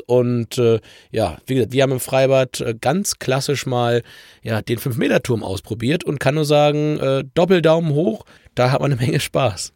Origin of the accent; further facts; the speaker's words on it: Germany; bei uns in Deutschland